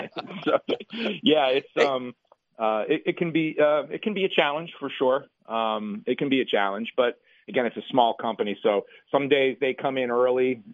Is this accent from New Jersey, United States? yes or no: yes; New Jersey, United States; I'm from Jersey.